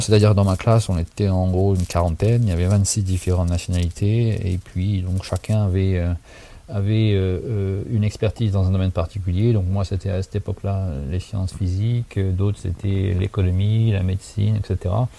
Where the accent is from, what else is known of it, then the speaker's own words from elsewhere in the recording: Saint-Dizier, Grand Est, France; moved away as an adult; now in San Francisco, United States; je suis né et j'ai grandi à Saint-Dizier